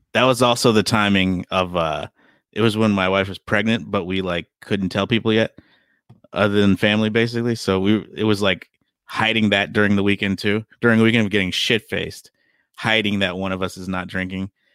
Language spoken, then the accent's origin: English; Chicago, Illinois, United States; now in Los Angeles, United States; I'm from Chicago